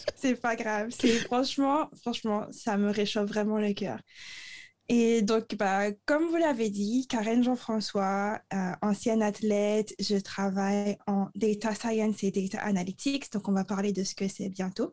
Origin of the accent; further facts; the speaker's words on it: Le Moule, Guadeloupe; moved away; j'ai grandi au Moule